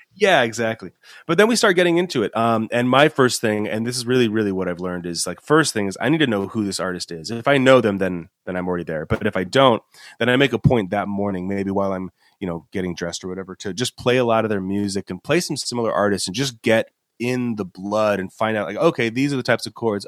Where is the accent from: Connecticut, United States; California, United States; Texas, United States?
California, United States; Los Angeles; also born or lived in Boston; I'm from Los Angeles area in the first place. That's where I was born